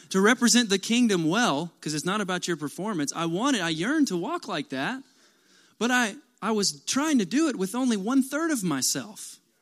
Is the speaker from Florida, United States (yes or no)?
no; Kentucky, United States; I'm from Kentucky